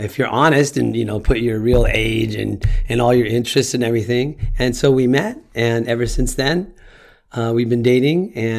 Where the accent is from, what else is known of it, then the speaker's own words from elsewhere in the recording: Los Angeles, California, United States; moved away as an adult; also born or lived in Miami / Korea / Colombia; And all my life growing up in Los Angeles, I just wanted to assimilate and be American.